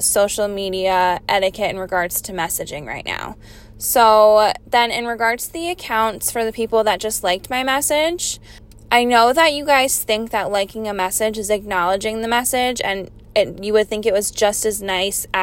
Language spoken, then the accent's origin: English; Capital Region, New York, United States; I grew up here in the Capital Region and I still reside here in Malta.